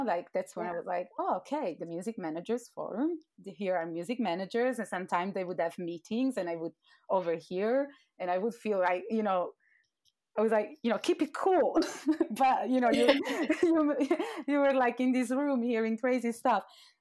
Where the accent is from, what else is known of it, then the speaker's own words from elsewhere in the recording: Turin, Piedmont, Italy; moved away as an adult; now in London, United Kingdom; I'm from Torino in northwest of Italy.